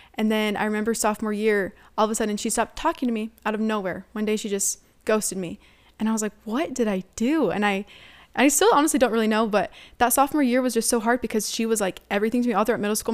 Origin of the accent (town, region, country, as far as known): United States